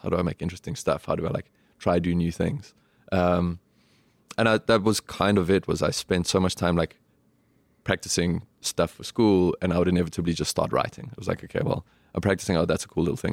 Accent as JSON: {"language": "English", "town": "Johannesburg", "region": "Gauteng", "country": "South Africa", "tie": "born or raised there", "moved": "as an adult", "lives_now": "New York, United States", "said": "We grew up in Parkview, Johannesburg"}